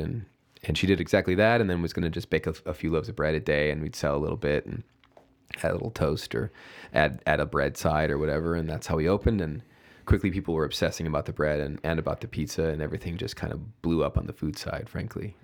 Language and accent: English; Oak Forest, Illinois, United States; moved away as an adult; also born or lived in New York / San Francisco; my hometown, my hometown Oak Forest